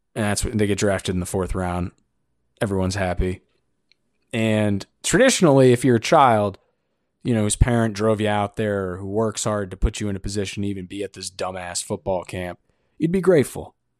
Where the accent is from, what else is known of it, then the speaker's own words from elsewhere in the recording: Northeast, United States; I'm from the Northeast